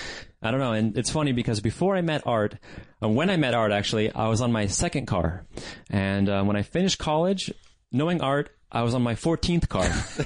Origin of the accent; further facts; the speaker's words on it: San Jose, California, United States; I grew up in San Jose.